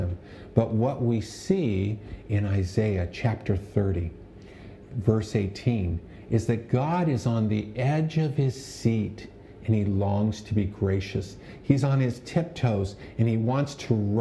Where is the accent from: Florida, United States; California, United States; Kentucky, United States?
California, United States; Pico Rivera; I grew up in Pico Rivera, and I had friends in high school who went to Catholic churches